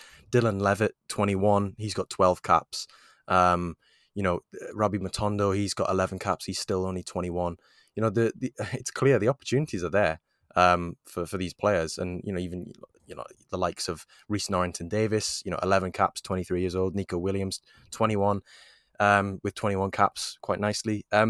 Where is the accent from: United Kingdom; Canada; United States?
United Kingdom; Wales; this is the standard of everything that I do as a Welsh international.